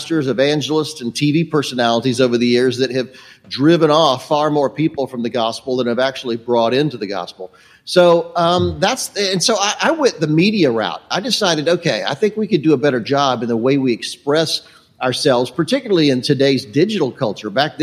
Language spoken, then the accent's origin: English; Charlotte, North Carolina, United States; I grew up in Charlotte, North Carolina.